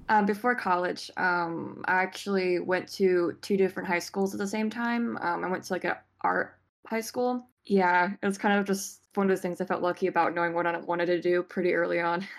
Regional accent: Richmond, Virginia, United States; I'm from uh, Richmond, Virginia

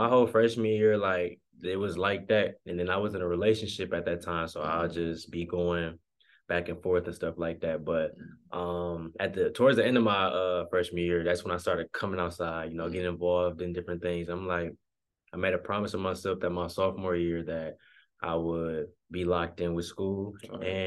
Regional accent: Grand Blanc, Michigan, United States; also born or lived in Flint, Michigan; I was born in Flint, but I was raised in Grand Blanc most of my life, which is the suburbs of Flint.

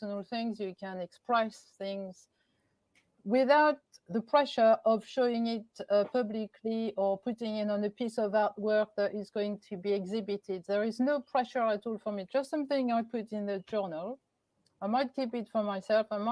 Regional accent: Paris, Île-de-France, France; moved away; I'm from Paris

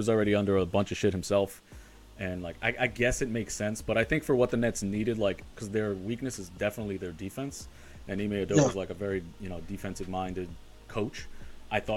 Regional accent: New York, United States; also born or lived in New Jersey; I grew up in New York

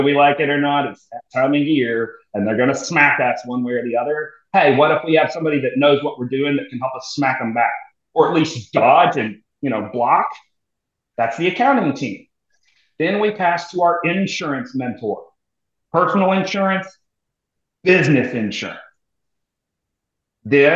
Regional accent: Missouri, United States; moved away as an adult; also born or lived in New York / Germany; now in Texas, United States; so I'm a military transplant to Texas. So I was from Missouri

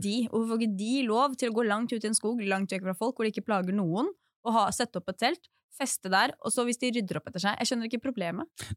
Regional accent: Drammen, Buskerud, Norway; moved away; jeg er fra Drammen.

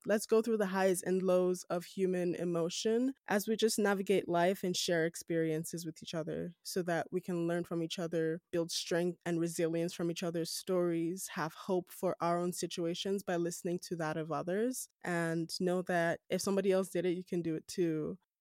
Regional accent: Edo, Nigeria; moved away as an adult; also born or lived in Lagos, Nigeria; now in Calgary, Canada; I'm Nigerian from West Africa, I am from Edo State within Nigeria

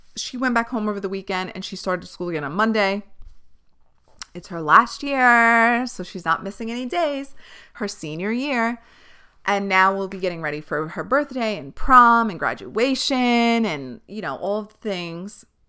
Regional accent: New York City, New York, United States; I grew up on Staten Island

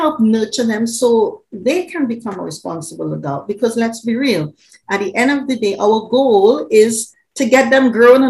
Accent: Trinidad & Tobago; now in United Kingdom; Originally, I'm an island girl. I'm from Trinidad. I'm living in the UK.

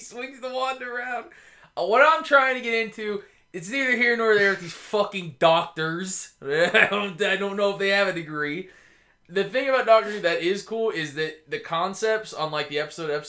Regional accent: Tennessee, United States; also born or lived in Georgia; A good part of me comes from being growing up in the Tennessee.

